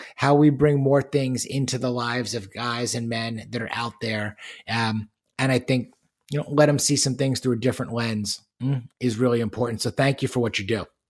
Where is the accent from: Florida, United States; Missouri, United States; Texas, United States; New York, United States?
New York, United States; Long Island; where I grew up on Long Island in New York